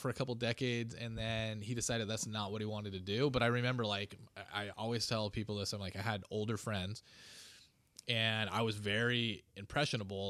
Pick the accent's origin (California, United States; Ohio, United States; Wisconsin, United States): California, United States; Huntington Beach; I grew up in, uh, Huntington Beach, California